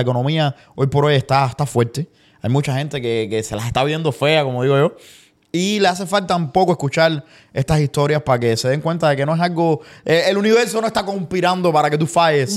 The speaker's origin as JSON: {"language": "Spanish", "country": "Cuba", "moved": "yes", "said": "yo de Cuba, desde que me fui de Cuba"}